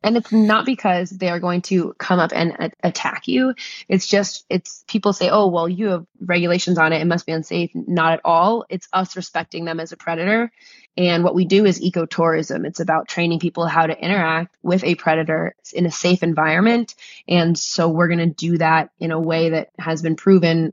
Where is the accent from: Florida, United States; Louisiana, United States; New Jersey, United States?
New Jersey, United States; I grew up in New Jersey